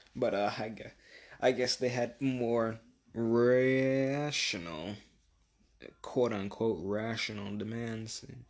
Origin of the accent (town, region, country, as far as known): United States